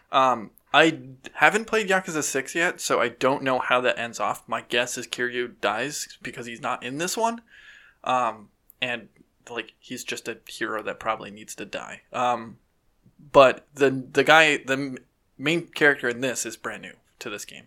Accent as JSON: {"language": "English", "country": "United States", "said": "we're American"}